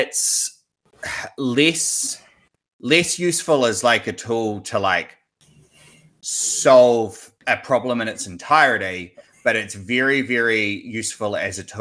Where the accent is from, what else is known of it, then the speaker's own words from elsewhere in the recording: New Zealand; I'm a developer from New Zealand